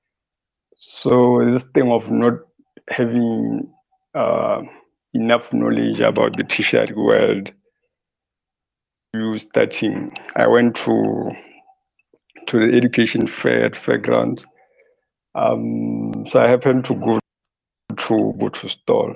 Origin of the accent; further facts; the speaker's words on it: Botswana; I was born and raised in Kokopong, just some few kilos away from Gaborone, probably 30, if not 40.